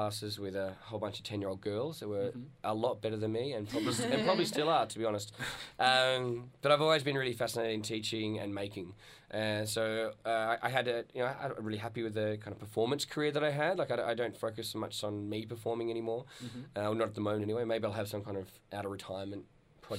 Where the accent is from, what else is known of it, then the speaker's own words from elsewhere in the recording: Launceston, Tasmania, Australia; I grew up in Launceston in Tasmania